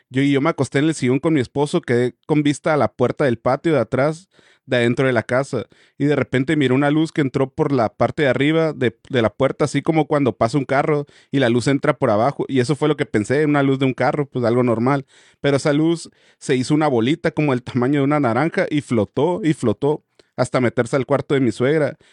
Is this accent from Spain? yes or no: no; Guadalajara, Jalisco, Mexico; yo soy de Guadalajara y exactamente de San José del 15, se llama así, que está a máximo 10 minutos del aeropuerto. Yo tendría algunos ocho años cuando mi tía se fue a rentar enfrente de mi casa